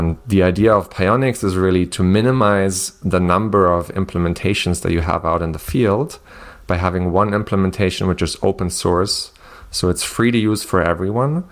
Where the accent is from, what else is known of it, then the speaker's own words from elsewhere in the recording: Germany; moved away as an adult; also born or lived in southern Germany; I'm originally from Germany